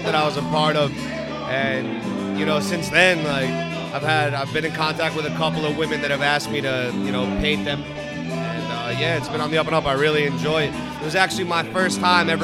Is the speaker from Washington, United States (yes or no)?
no; Long Island, New York, United States; Born and raised in Long Island